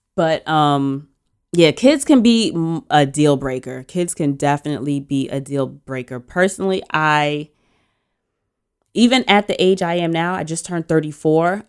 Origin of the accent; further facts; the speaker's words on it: New York, United States; as a New Yorker